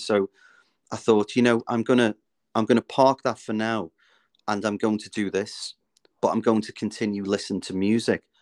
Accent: Liverpool, North West England, United Kingdom; now in North Wales, United Kingdom; I'm originally from Liverpool. I now live in North Wales

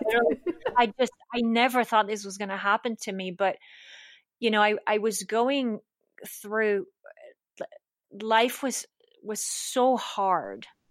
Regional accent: Switzerland; moved away as an adult; also born or lived in Larchmont, New York / East Coast, United States; now in United States; I was born and raised in Switzerland.

